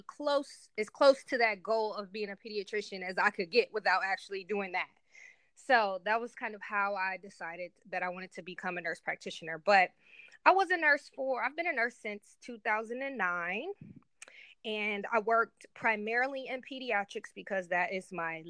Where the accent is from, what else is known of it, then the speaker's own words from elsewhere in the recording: Cleveland, Ohio, United States; moved away as an adult; now in Columbus, United States; I'm currently located in Columbus, Ohio, but born and raised in Cleveland, Ohio